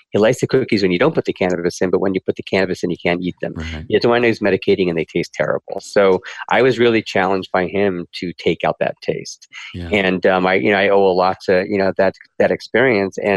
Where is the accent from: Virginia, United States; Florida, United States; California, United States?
California, United States; I'm from Marin County, California.